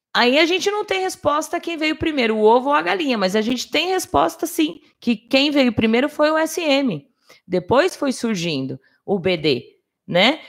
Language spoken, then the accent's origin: Portuguese; Brazil; eu sou brasileira, eu falo português